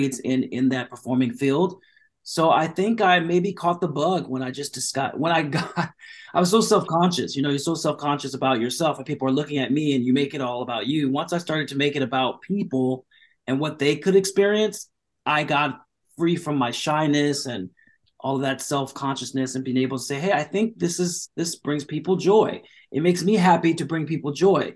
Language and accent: English; Orange County, California, United States; born or raised there; also born or lived in Long Beach, California; now in Los Angeles, United States